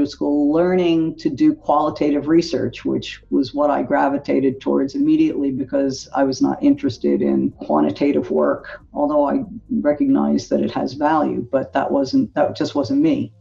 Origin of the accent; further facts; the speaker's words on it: Philadelphia, Pennsylvania, United States; I grew up in Philadelphia